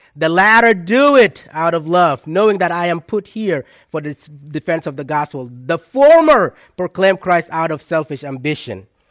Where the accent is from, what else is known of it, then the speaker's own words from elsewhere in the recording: South Sudan; moved away; my hometown in South Sudan